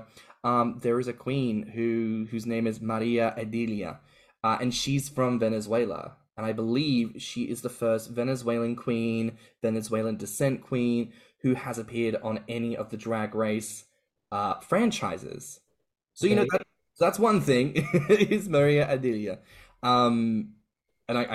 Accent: Australia; now in United Kingdom; growing up in Australia, now living in the UK

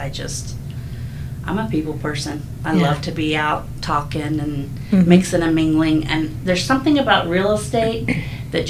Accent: Hilton Head Island, South Carolina, United States; moved away as an adult; also born or lived in Utah; now in Riverton, United States; I grew up on an island in South Carolina, Hilton Head Island

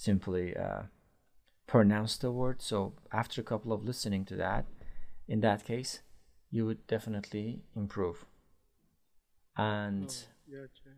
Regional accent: Iran; now in Istanbul, Turkey; I am from Iran, but I live

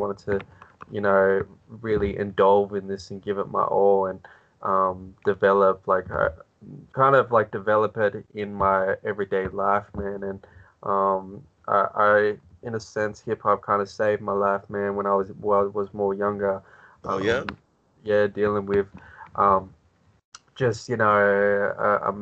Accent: Australia; being Australian

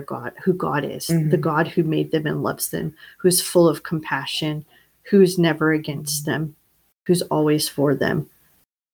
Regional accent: the South, United States; we grew up in the South

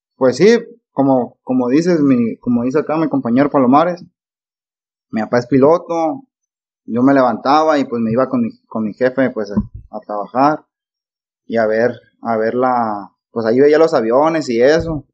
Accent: Nayarit, Mexico; also born or lived in Sinaloa; Me, considero de Sinaloa y de Nayarit. Ya que, pues, en Sinaloa fue donde nací y en Nayarit tengo casi 20 años viviendo. Tengo 24 años de edad.

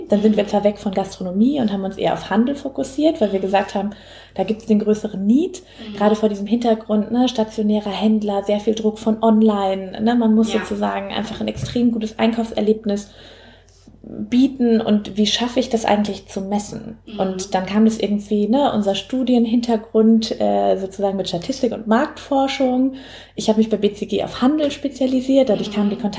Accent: Southern Germany, Germany; ansonsten komme ich aus Süddeutschland, aus einer Unternehmerfamilie.

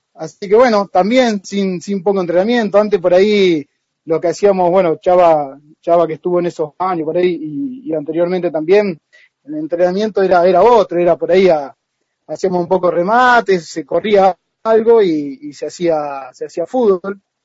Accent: María Juana, Santa Fe, Argentina; also born or lived in San Jorge / Sastre / Rosario; yo me vine a los tres años a vivir a María Juana. Yo, eh, toda mi familia es de San Jorge. Y empecé de chiquito en Atlético María Juana

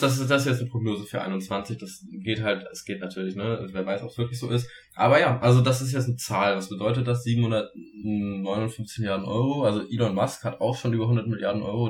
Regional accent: Germany; bei uns in Deutschland

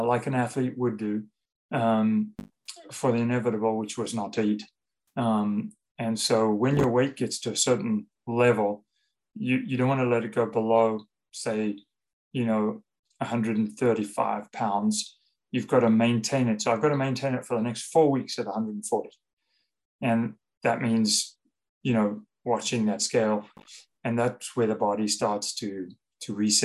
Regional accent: South Africa; moved away; also born or lived in London, United Kingdom / Paris, France; growing up in South Africa, we were, from small, humble beginnings

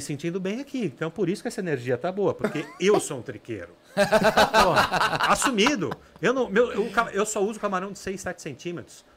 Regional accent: São Paulo, Brazil; also born or lived in Ilhabela; eu sou de São Paulo

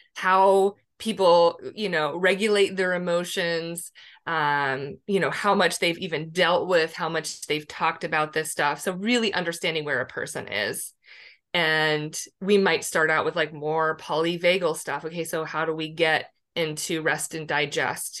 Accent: Pennsylvania, United States; moved away as an adult; also born or lived in San Diego; I grew up in Pennsylvania

